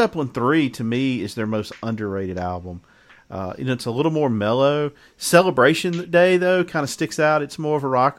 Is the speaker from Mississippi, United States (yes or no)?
yes; Mississippi Delta, United States; I'm from the Mississippi Delta